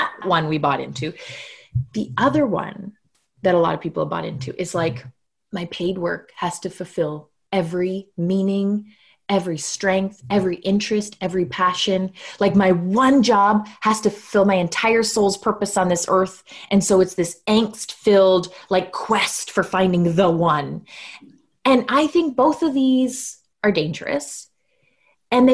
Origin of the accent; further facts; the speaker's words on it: Canada; So yes, I am Canadian. I live in small town Canada, like full on postcard small town Canada at the moment.